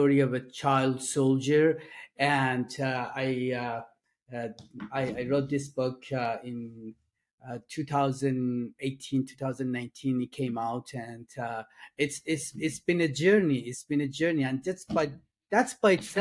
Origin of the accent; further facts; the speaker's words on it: Iran; English is a second language; moved away; as you can tell from my accent, I'm not from North America. I was born in Iran, in Middle East.